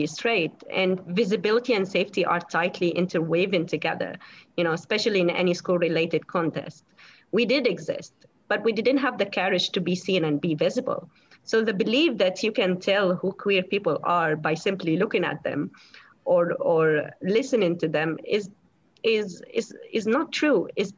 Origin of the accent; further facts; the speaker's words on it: Syria; moved away; I came from the Middle East, you know, in Syria. Growing up in Syria wasn't really easy.